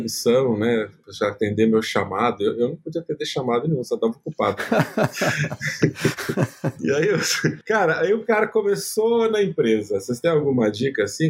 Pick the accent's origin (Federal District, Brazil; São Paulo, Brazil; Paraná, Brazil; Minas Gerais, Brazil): São Paulo, Brazil; eu nasci no Capão Redondo